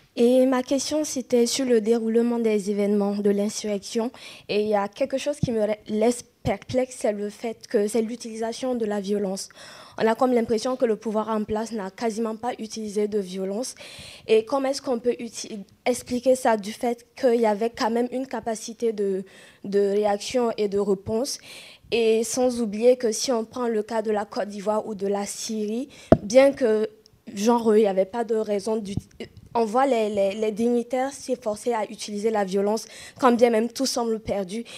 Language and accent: French; Burkina Faso; je suis burkinabé